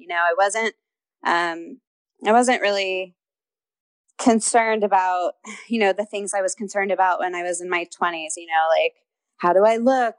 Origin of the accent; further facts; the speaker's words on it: Houston, Texas, United States; moved away as an adult; also born or lived in Los Angeles; I grew up in Houston